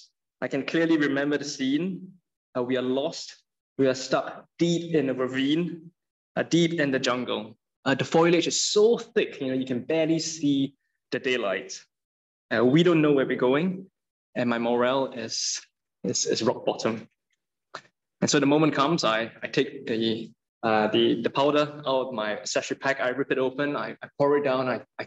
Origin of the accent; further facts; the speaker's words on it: Singapore; moved away; I'm from Singapore